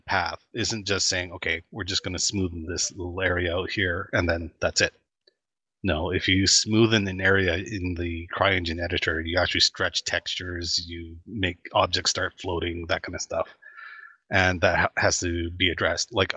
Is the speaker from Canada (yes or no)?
yes; Canada; I'm Canadian